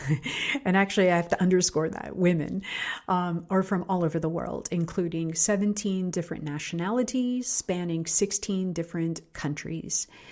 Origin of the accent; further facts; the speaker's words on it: Pittsburgh, Pennsylvania, United States; my hometown of Pittsburgh, Pennsylvania